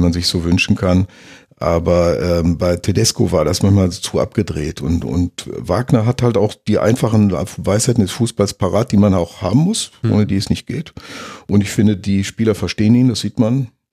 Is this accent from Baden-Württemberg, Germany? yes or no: no; near Schalke, North Rhine-Westphalia, Germany; Ich komme ja aus der Nähe von, mhm. von äh, Schalke